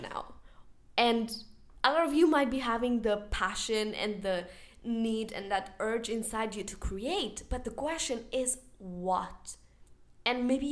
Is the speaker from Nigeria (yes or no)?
no; Spain; I am from Spain